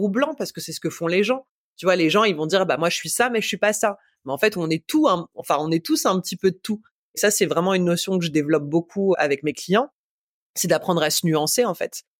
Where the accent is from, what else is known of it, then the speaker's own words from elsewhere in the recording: Paris, Île-de-France, France; moved away; j'ai grandi à Paris, je suis une vraie citadine